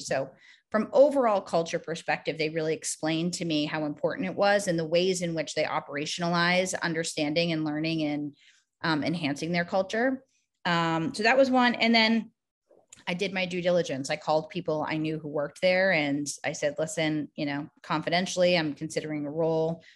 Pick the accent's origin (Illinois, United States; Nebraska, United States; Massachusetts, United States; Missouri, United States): Massachusetts, United States; Boston; also born or lived in New York City; I grew up in Boston.